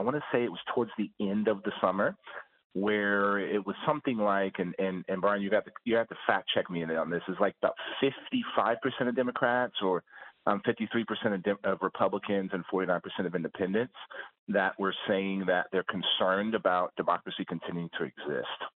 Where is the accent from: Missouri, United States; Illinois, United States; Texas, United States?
Texas, United States; my home state of Texas